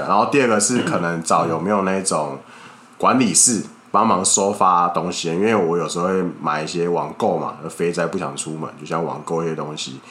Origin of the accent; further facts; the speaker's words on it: Kaohsiung, Taiwan; now in Taipei, Taiwan; 我之前在高雄长大